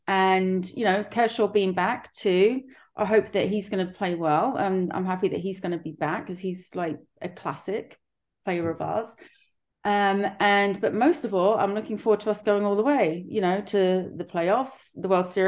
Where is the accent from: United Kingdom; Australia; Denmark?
United Kingdom; England; now in United States; so for us, I know I'm from England, but for my children, especially, it's like a family, something that has been in the family